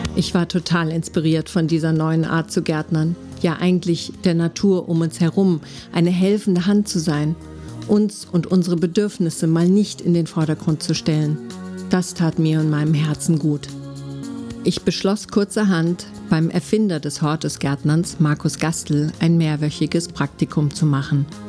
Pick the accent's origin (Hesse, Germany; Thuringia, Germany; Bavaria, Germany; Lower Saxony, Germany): Hesse, Germany; Frankfurt; moved away as an adult; also born or lived in Oklahoma, United States / Florida, United States; als Stadtkind in Frankfurt geboren und aufgewachsen